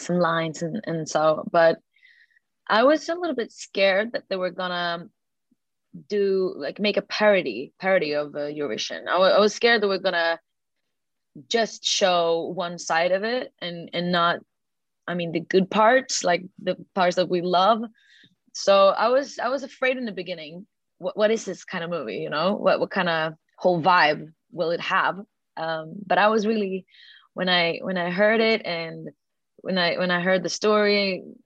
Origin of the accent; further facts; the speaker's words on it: Sweden; a girl from Sweden